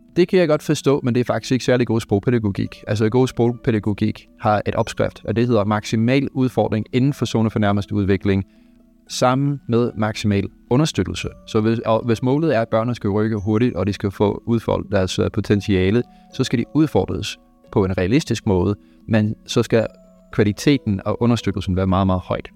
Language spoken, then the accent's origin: Danish; Canada; Danish is a second language; moved away as an adult; now in Denmark; jeg er dansk statsborger, men jeg fødte og op i Kanada